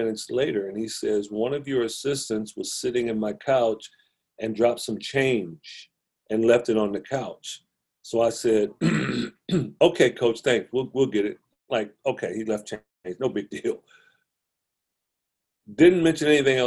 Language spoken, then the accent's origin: English; Compton, California, United States; I grew up in Compton